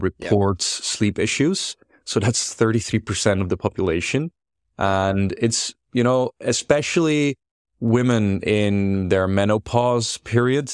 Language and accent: English; Netherlands; I grew up here in the Netherlands. I'm as Dutch as they come.